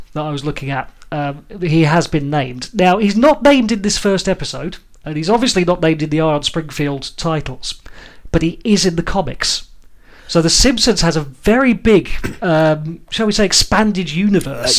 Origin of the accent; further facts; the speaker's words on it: United Kingdom; as British people